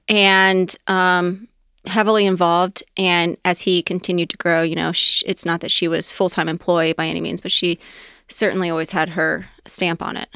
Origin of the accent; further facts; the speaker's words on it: Anderson Township, Ohio, United States; also born or lived in Loveland; I grew up in Anderson Township, um, pretty much born and raised